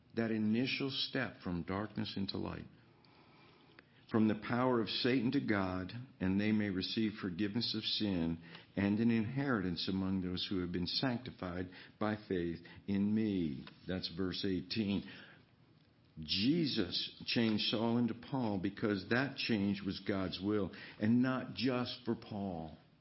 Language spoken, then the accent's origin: English; Virginia, United States; growing up in Virginia, riding a horse